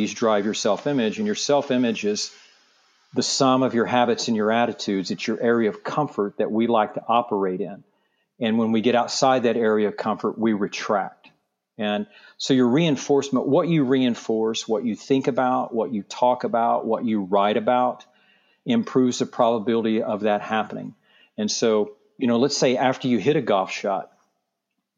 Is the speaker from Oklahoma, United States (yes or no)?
yes; just north of Tulsa, Oklahoma, United States; now in Palm Beach, United States; I grew up in Oklahoma, just north of Tulsa, in a small town of about 2,500 people